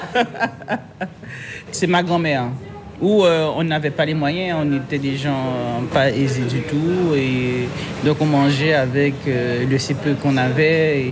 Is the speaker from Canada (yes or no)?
no; Guadeloupe; je suis une Guadeloupéenne